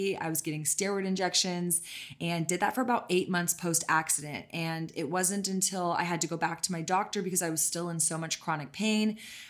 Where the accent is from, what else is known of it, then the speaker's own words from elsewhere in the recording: Texas, United States; I am born and raised in Texas.